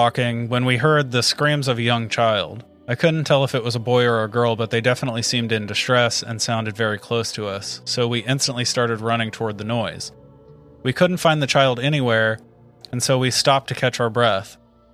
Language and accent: English; United States; We're American, yeah.